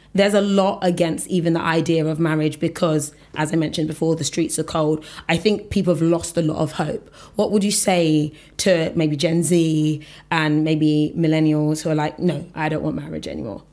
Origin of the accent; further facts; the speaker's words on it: Nigeria; I'm Nigerian